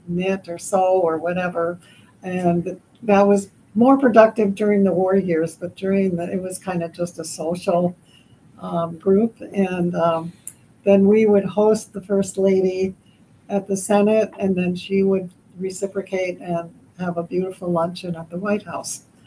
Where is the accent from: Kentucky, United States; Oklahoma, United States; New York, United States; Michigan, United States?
New York, United States; the New York area, United States; moved away as an adult; also born or lived in Switzerland; now in Minnesota, United States; I actually was born in Switzerland and grew up in uh, the, in the New York area.